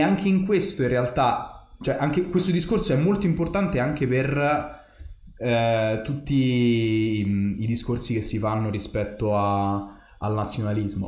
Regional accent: Italy; sono italiano

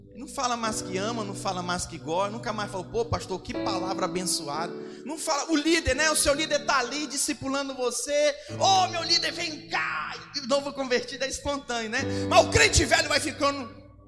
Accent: Amazon, Brazil; moved away; Eu venho de uma região do Brasil ah, onde os rios são caudalosos. Rio Negro, Rio Amazonas

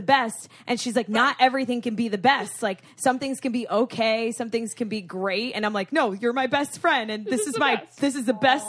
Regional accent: Boca Raton, Florida, United States; I'm from Boca, Siggy.

